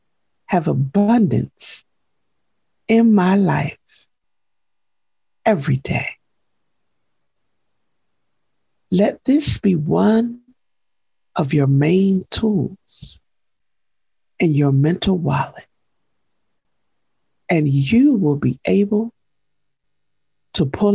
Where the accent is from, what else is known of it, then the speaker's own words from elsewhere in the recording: New Jersey, United States; moved away; also born or lived in Seattle; growing up in New Jersey in the 60s and 70s